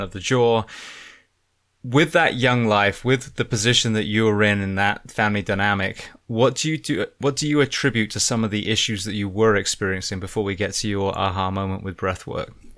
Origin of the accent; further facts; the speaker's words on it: Bath, South West England, United Kingdom; I grew up in Bath